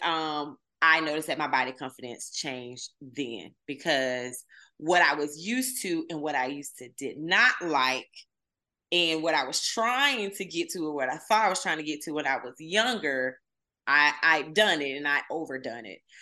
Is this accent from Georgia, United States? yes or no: yes; Camilla, Georgia, United States; moved away as an adult; also born or lived in Atlanta, Georgia; I'm from the deep south. I'm from Southwest Georgia, Camilla, Georgia to be exact